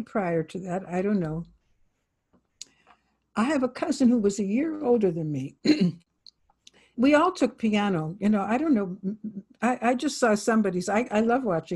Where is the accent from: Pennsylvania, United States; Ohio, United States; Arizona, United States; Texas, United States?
Ohio, United States; Youngstown; moved away as an adult; I'm from Youngstown